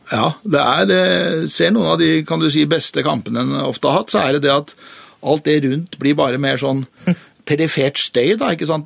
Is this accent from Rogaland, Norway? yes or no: no; Oslo, Norway; Sjøl så vokste jeg opp på Lambertseter, gikk på Lambertseter skole